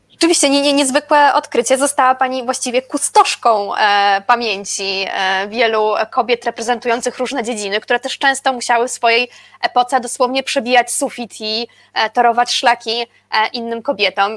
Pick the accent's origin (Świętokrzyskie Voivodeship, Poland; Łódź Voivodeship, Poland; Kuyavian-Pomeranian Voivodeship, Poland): Łódź Voivodeship, Poland; Łódź; ja jestem z Łodzi